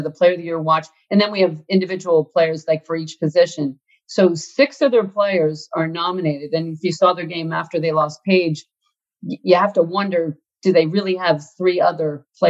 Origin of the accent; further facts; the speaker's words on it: outside of Philadelphia, Pennsylvania, United States; as a Catholic kid growing up outside of Philly, the Archdiocese of Philadelphia